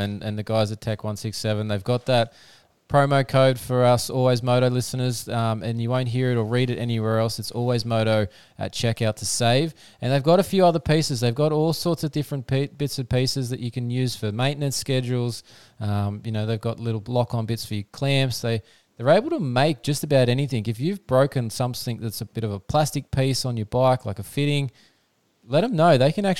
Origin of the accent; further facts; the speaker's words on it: Australia; as an Aussie fan, can't complain at present.